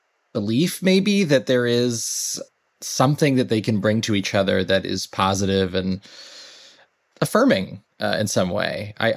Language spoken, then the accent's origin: English; Los Angeles, California, United States; born there; I grew up all over, but I was born in Los Angeles.